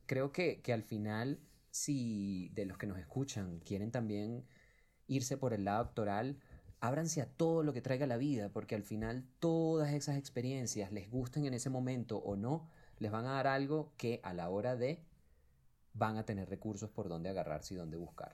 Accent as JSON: {"language": "Spanish", "country": "Venezuela", "moved": "yes", "lives_now": "Colombia", "said": "somos puros venezolanos detrás de este proyecto, que lo hicimos acá en Colombia"}